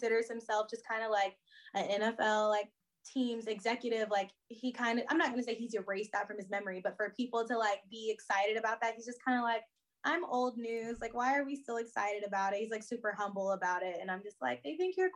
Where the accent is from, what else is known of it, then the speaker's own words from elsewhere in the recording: Houston, Texas, United States; growing up in Houston